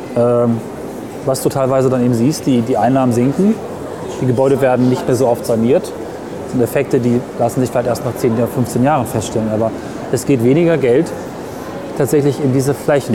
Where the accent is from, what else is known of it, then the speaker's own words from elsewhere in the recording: near Hameln, Lower Saxony, Germany; ich komme aus der Gegend von Hameln, bei Hameln